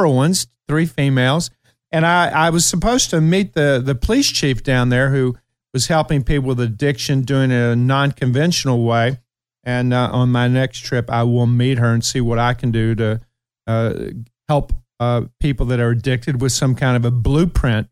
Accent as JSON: {"language": "English", "town": "Ashland", "region": "Kentucky", "country": "United States", "tie": "born or raised there", "also_born_or_lived": "Fleming-Neon, Kentucky / Hazard, Kentucky", "moved": "yes", "said": "I was born and raised in Ashland, Kentucky"}